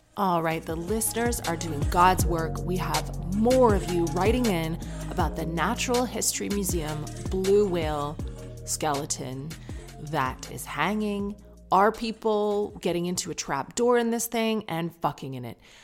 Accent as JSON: {"language": "English", "country": "Canada", "accent": "Canadian", "said": "you probably hate the Canadian accent"}